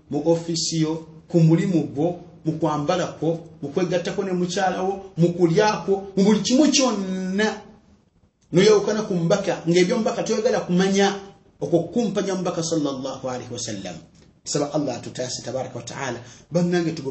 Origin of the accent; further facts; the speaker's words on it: Central Region, Uganda; nga ndi muganda wammwe abaagala enyo ebbanga lyonna